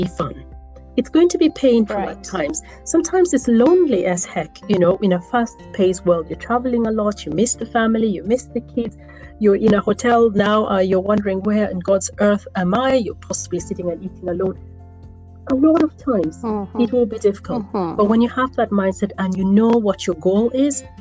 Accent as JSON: {"language": "English", "region": "Northern Region", "country": "Uganda", "first_language": "Acholi", "second_language": "English", "said": "in my African language, which is Achole, I come from Northern Uganda"}